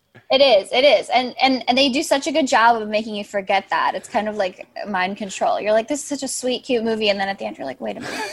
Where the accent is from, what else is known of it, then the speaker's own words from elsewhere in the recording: Chicago, Illinois, United States; I'm from Chicago, I'm from the suburbs